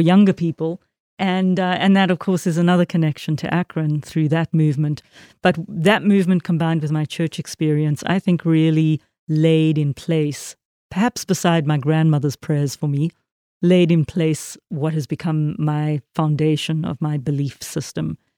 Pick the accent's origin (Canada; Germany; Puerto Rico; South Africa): South Africa; I was raised in a very Christian country, very Calvinist Protestant country